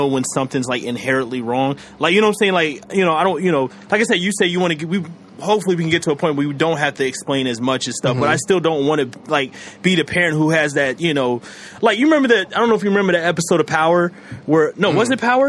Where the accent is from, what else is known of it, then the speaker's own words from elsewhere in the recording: the South, United States; that's where I come from, because I grew up in the South